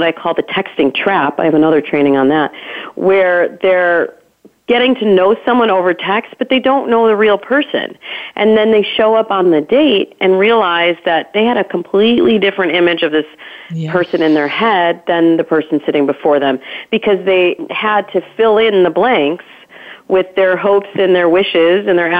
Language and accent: English; Midwest, United States; I grew up in the Midwest